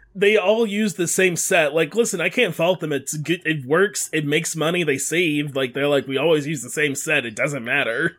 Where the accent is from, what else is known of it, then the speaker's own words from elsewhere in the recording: Detroit, Michigan, United States; I grew up in Detroit